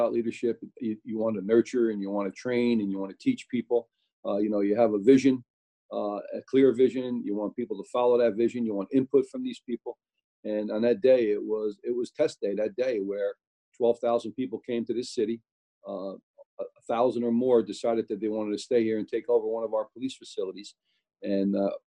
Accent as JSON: {"language": "English", "town": "Newark", "region": "New Jersey", "country": "United States", "tie": "born or raised there"}